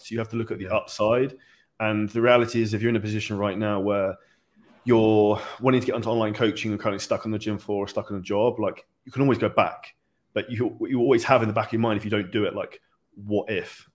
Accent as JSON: {"language": "English", "country": "United Kingdom", "said": "we're both British"}